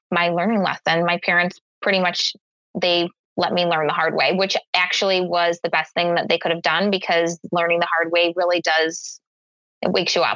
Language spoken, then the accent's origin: English; Chicago, Illinois, United States; Chicago, I, born and raised.